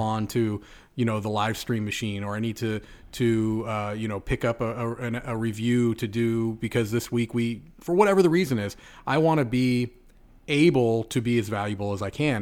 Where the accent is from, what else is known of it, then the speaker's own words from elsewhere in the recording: Southern California, United States; moved away as an adult; also born or lived in Connecticut / New York / Nevada / Indiana; now in South Florida, United States; I was born and raised in California